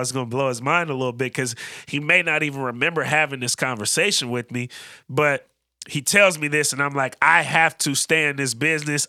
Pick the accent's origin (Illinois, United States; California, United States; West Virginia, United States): California, United States; Bay Area; also born or lived in Oakland; now in Portland, United States; both growing up in the Bay Area, same class, two thousand eleven.